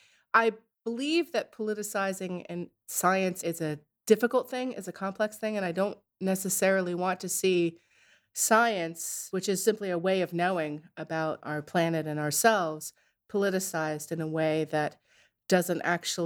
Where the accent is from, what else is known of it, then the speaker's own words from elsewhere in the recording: Narragansett, Rhode Island, United States; So I grew up in Narragansett in Rhode Island